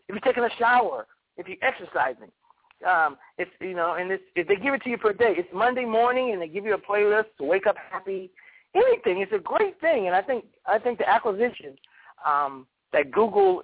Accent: United States; blessed to be American

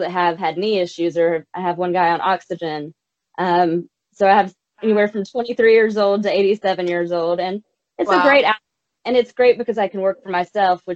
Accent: South Carolina, United States; now in Nashville, United States; I'm from South Carolina originally

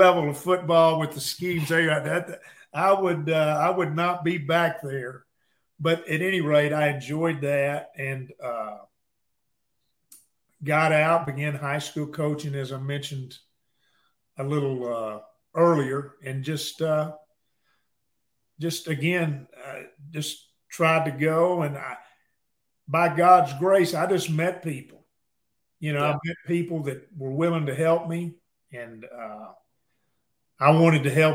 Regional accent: Mexia, Texas, United States; now in Waco, United States; I grew up in a little town called Mexia, M-E-X-I-A

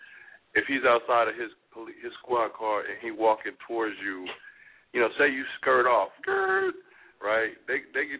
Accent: Oakland, California, United States; growing up in Oakland, like, everybody, like, day one, boom, teach you how to hustle.

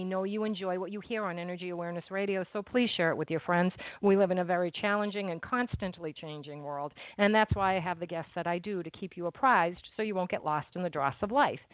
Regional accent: Massachusetts, United States; now in New Jersey, United States; I'm from Massachusetts

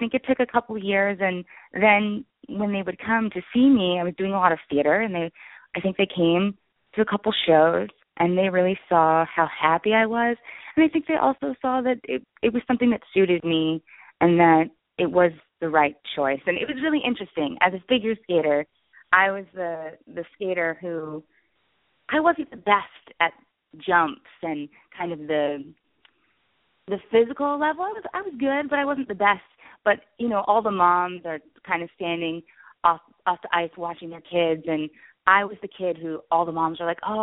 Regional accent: outside Philadelphia, Pennsylvania, United States; moved away; also born or lived in New York; I was born right outside of Philadelphia.

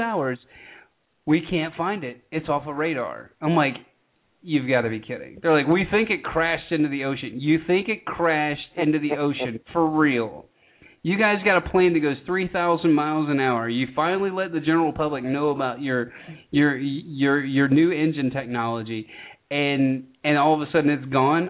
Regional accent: Georgia, United States; I'm born and raised in Georgia

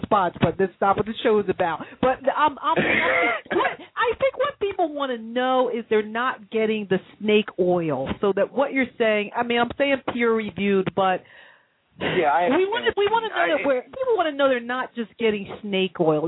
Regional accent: Philadelphia, Pennsylvania, United States; moved away as an adult; now in New York, United States; I'm a native from the Philadelphia area.

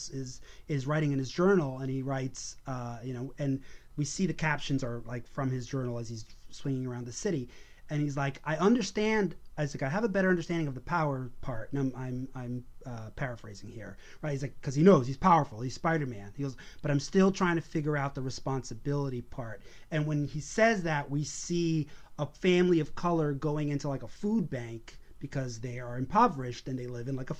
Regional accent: New York City, New York, United States; being a Puerto Rican kid growing up in Brooklyn

